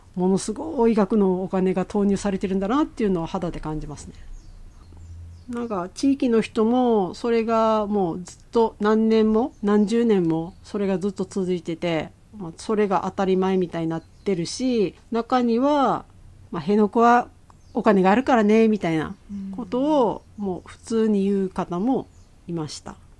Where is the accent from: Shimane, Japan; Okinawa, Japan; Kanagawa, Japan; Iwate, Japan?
Okinawa, Japan; 私は沖縄生まれ、沖縄育ちです